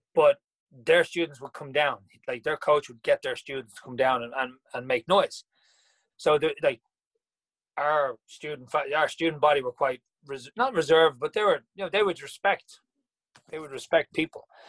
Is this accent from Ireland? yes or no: yes; Dublin, Leinster, Ireland; I originally grew up in the north side. I was from Glasnevin